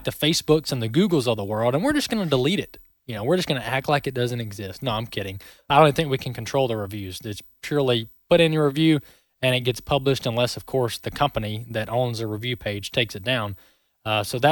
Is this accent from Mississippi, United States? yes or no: yes; Mississippi, United States; I'm from the South, born and raised in Mississippi